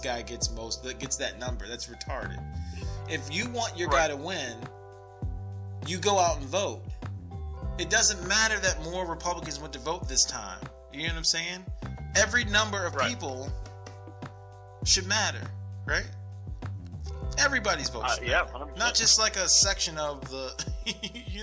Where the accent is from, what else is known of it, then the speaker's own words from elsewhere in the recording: United States; I'm American.